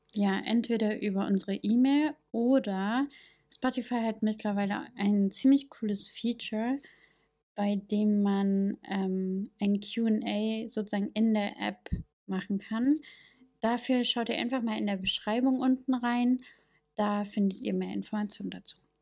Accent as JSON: {"language": "German", "region": "East Germany", "country": "Germany", "accent": "East German", "said": "meinen ostdeutschen Akzent"}